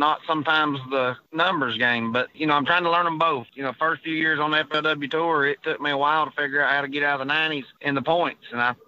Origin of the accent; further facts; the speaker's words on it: United States; growing up on the Tennessee River and fishing team tournaments was my deal